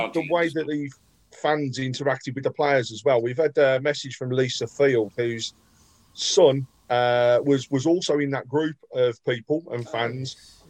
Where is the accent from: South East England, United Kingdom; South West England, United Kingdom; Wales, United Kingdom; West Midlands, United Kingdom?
West Midlands, United Kingdom; Birmingham; accent: Brummie; Born and bred a Brummie, mate. I was in Kings Norton. Forever there.